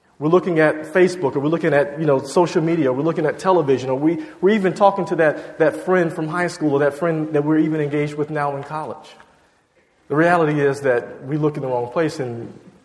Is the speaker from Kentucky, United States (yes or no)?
no; Virginia, United States; moved away as an adult; also born or lived in Georgia; now in Boston, United States; My family's originally from Georgia, and I grew up in Virginia